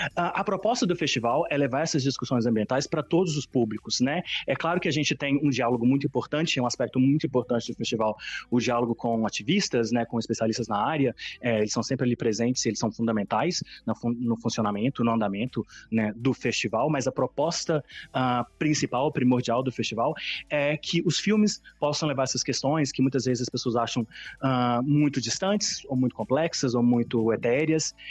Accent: Minas Gerais, Brazil; moved away as an adult; also born or lived in Covilhã, Portugal; now in Portugal; Eu sou brasileiro, sou brasileiro de Minas Gerais

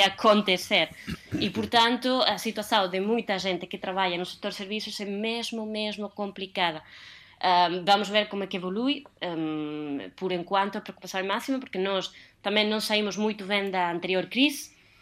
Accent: Spain; Portuguese is a second language; now in Portugal; enquanto espanhola

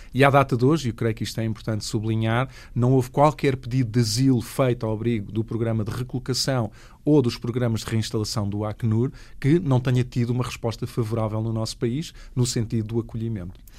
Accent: Portugal; como portugueses e portuguesas

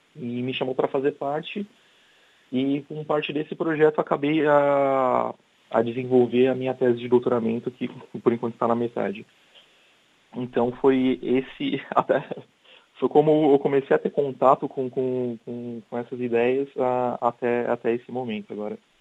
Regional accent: São Paulo, Brazil; first language Portuguese; moved away as an adult; also born or lived in Germany / Indonesia / Africa; now in Coimbra, Portugal; Eu sou brasileiro. E eu, eu, gosto muito daqui. O clima, as pessoas são amigáveis. Uh, eu vim de uma cidade grande, que é São Paulo

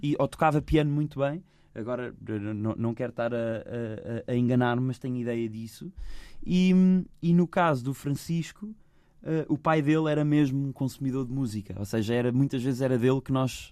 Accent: Lisbon, Portugal; also born or lived in Benfica, Lisbon; Eu nasci, eu nasci em Arroios. Nasci em Arroios.

